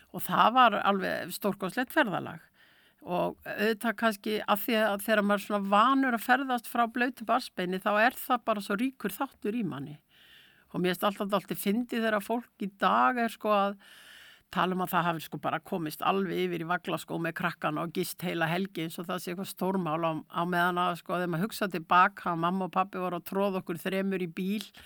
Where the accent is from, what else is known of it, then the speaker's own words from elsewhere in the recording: Akureyri, Northeastern Region, Iceland; borin á Baltfætti hérna á Akureyri